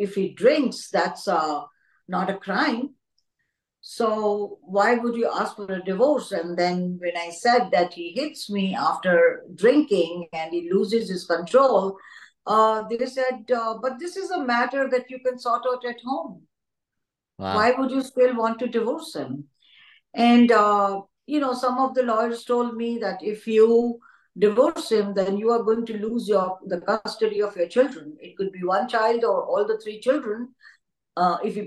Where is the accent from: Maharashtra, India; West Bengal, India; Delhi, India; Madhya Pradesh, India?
Delhi, India; New Delhi; I have been born and brought up in New Delhi, India